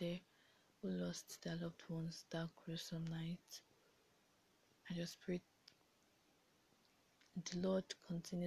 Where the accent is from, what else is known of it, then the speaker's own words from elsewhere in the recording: Nigeria; being a Nigerian and living in Nigeria